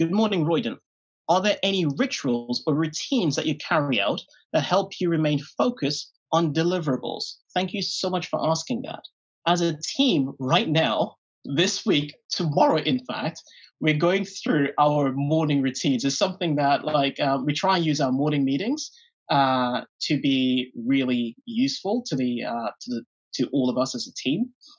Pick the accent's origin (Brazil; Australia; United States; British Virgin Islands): British Virgin Islands; Jean Hill; I grew up in Jean Hill in the British Virgin Islands.